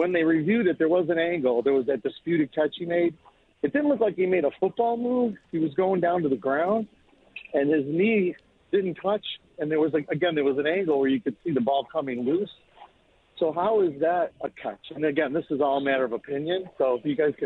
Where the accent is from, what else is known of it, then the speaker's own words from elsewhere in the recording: Buffalo, New York, United States; now in Connecticut, United States; I'm from Buffalo, from the west side